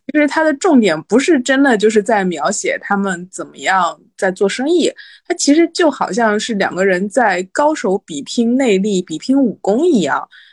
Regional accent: Shanghai suburban county, China; 我是一个在一九八零年代初期出生在上海的 上海人，但是我是上海郊县人，从非常严格的意义上来说，不算是上海人

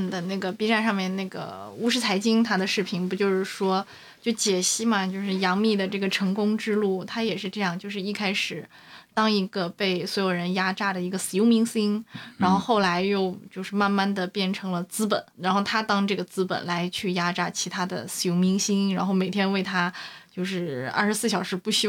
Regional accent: China; 可能我们中国人就是骨子里面有奴性吧

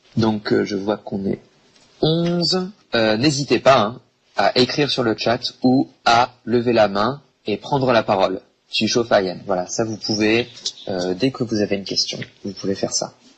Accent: Bordeaux, Nouvelle-Aquitaine, France; je suis français, je viens de Bordeaux en France

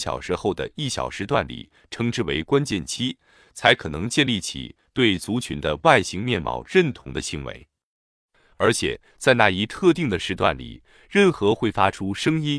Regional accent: Qishan, Kaohsiung, Taiwan; 我的家乡是高雄县的岐山镇，离镇外不远的内门乡

